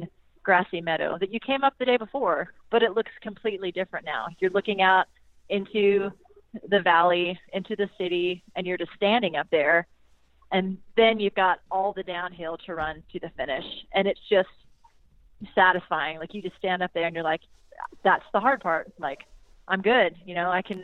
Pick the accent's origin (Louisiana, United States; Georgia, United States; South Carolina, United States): South Carolina, United States; my hometown in South Carolina